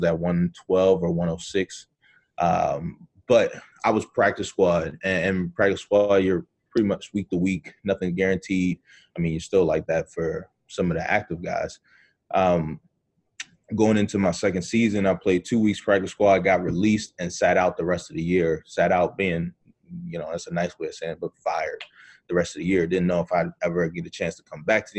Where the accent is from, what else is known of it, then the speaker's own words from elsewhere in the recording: Baltimore, Maryland, United States; moved away; from Baltimore, Maryland, originally